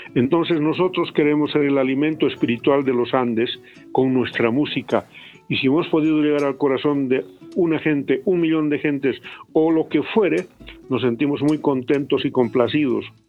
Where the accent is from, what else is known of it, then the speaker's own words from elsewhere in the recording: Potosí, Bolivia; Habiendo nacido ahí